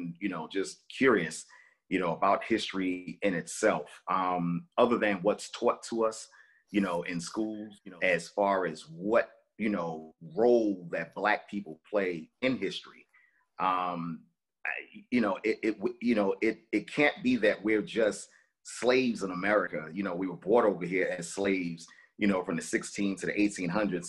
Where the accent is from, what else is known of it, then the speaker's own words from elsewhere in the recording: New York City, New York, United States; Growing up in Brooklyn